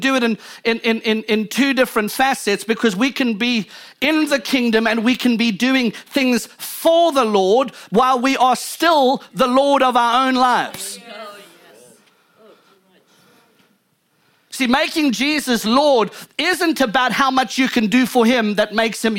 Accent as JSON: {"language": "English", "country": "South Africa", "moved": "yes", "lives_now": "United States", "said": "I come from South Africa"}